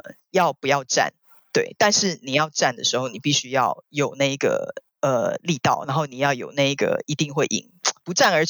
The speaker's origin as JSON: {"language": "Chinese", "country": "China", "said": "然后，可是我觉得中国人好像不会是这样想。我们中国人好像有一种叫做也要知天知地"}